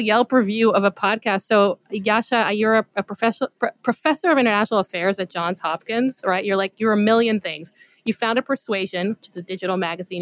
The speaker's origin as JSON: {"language": "English", "country": "Israel", "tie": "born or raised there", "said": "growing up in Israel, you know, obviously the Holocaust was a big part of our education"}